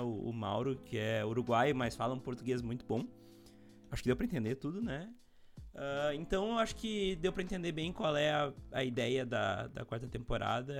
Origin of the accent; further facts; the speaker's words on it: Montenegro, Rio Grande do Sul, Brazil; eu sou de Montenegro, no Rio Grande do Sul também